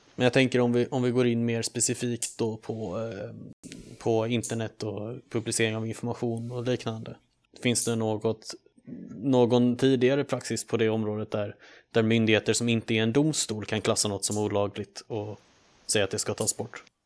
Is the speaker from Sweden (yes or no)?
yes; Sweden; vi är ju ändå svenskar